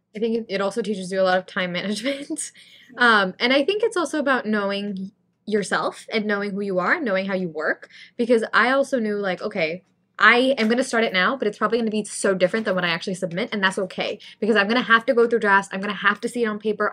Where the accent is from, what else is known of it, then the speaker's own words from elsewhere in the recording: India; now in New York, United States; I grew up in India, so having a South Asian community is really important to me